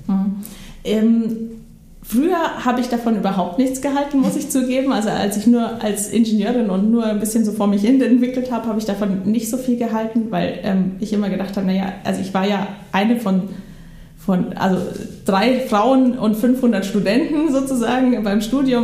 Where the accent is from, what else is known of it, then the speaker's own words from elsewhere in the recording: Bavaria, Germany; moved away as an adult; now in Schleswig, Germany; ich bin ähm, in Bayern groß geworden